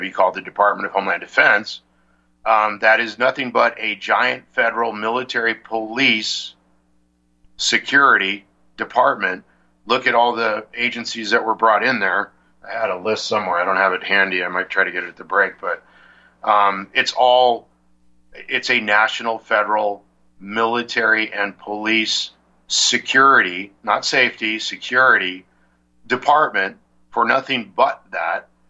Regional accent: San Diego, California, United States; I was born and raised in San Diego, California

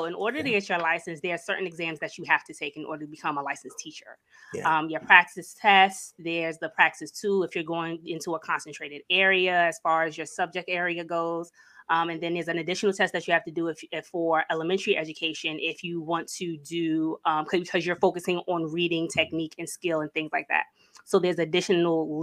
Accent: New York City, New York, United States; I am originally from New York City, born and raised. I'm a Brooklyn girl.

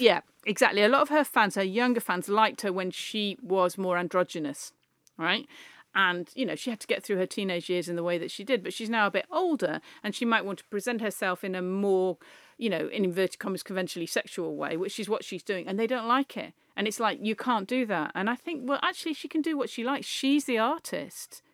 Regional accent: the Northwest, North West England, United Kingdom; we're both from the Northwest.

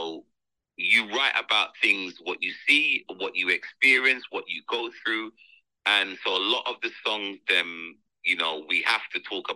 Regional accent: London, United Kingdom; my parents are from Jamaica and I grew up in London

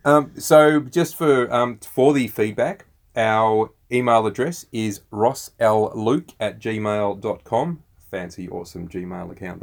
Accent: Australia; We're Aussie blokes, we're dads, and we're entrepreneurs.

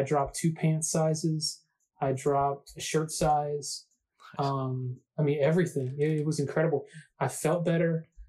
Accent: the South, United States; I mean, I'm from the South, yeah, man.

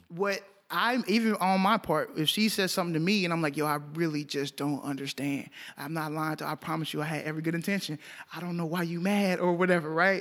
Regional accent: Arlington, Texas, United States; I grew up in Arlington

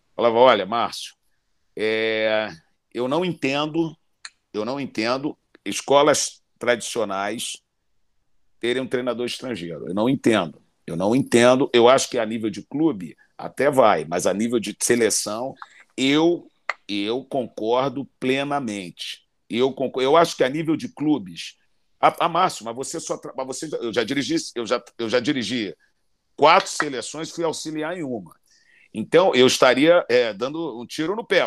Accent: Brazil; moved away; como brasileiro, como treinador internacional

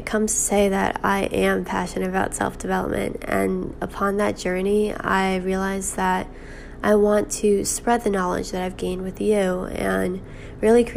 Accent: New York, United States; now in Boston, United States; I'm currently 21 years old, living in Boston, but I'm originally from New York

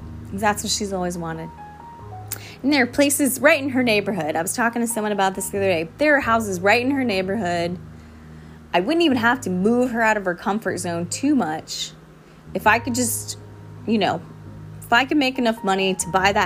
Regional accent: Southeast, United States; I was brought up in the Southeast in the USA

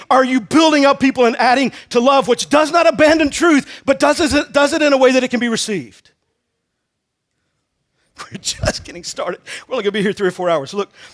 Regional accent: Texas, United States; moved away; I'm originally from Texas

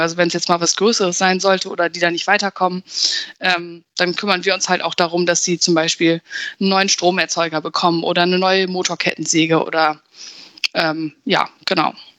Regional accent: Verden, Lower Saxony, Germany; ich komme aus Pferden

